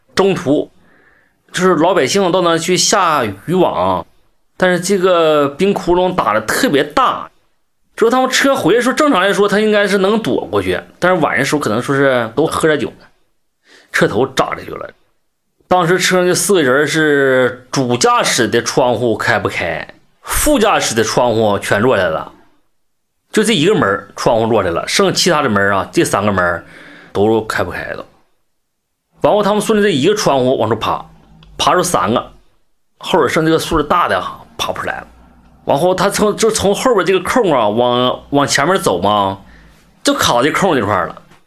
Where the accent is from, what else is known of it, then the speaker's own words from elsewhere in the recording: Zhaodong, Heilongjiang, China; 我是黑庄江省赵总市人。今年是四十六岁，我是十九岁当兵的